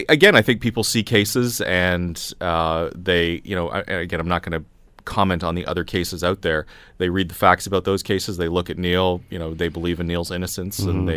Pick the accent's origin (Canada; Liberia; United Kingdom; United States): Canada; as a Canadian, once you leave sovereign Canadian land, you really are under the jurisdiction of whatever country you go to.